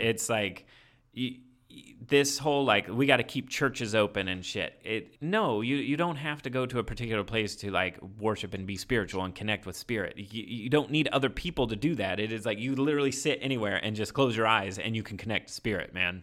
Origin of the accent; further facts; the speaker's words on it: Indiana, United States; I grew up in Indiana, like, small town